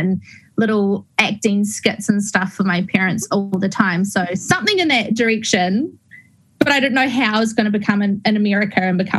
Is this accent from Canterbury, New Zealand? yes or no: yes; Christchurch, Canterbury, New Zealand; Okay, well, I grew up in Christchurch. I'm a Christchurch girl in a small little town called Brooklands, which is kind of out in the country.